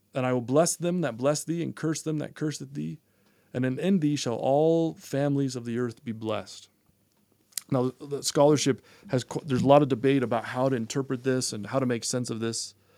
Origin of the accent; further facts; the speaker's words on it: Massachusetts, United States; now in Utah, United States; I grew up in Massachusetts